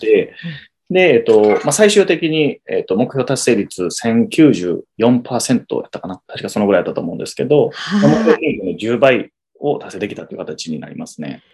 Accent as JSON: {"language": "Japanese", "town": "Miki", "region": "Hyogo", "country": "Japan", "tie": "born or raised there", "said": "兵庫県の三木市の両方とも同じところ出身なんですけども、うん、そこの、あの、高校も同じなんですけどね"}